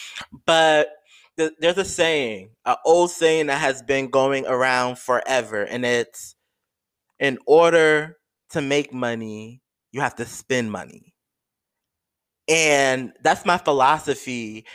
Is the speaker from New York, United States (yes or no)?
yes; New York, United States; I live in New York, y'all. I'm a New Yorker